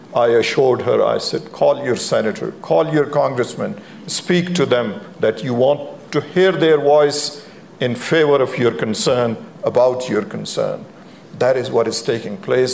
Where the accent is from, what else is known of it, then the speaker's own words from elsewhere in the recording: Pakistan; moved away as an adult; now in United States; I grew up in Pakistan.